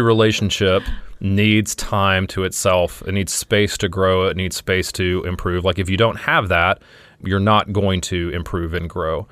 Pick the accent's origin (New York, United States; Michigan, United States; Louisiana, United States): Louisiana, United States; I'm from Louisiana